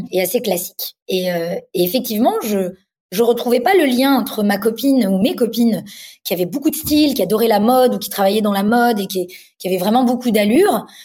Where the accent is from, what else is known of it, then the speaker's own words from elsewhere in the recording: Paris, Île-de-France, France; j'ai grandi donc à Paris. Je suis née à Paris